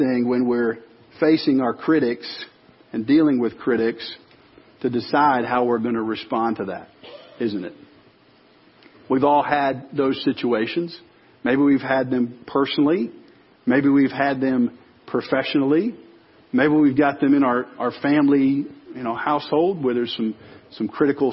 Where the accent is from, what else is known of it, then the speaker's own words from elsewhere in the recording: Chicago suburbs, Illinois, United States; moved away; I grew up in the Chicago suburbs